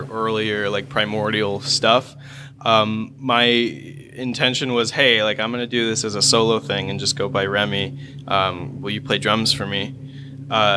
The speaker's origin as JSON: {"language": "English", "town": "Swanton", "country": "United States", "tie": "born or raised there", "said": "we grew up in Swanton"}